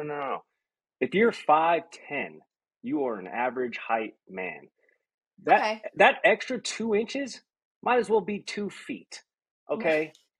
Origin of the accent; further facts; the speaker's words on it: Denver, Colorado, United States; moved away; I'm from Denver, not born but raised there